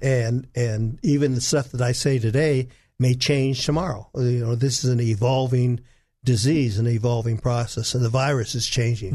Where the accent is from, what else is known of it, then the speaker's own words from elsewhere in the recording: Los Angeles, California, United States; moved away as an adult; now in Arkansas, United States; I'm from Hollywood, California, where I trained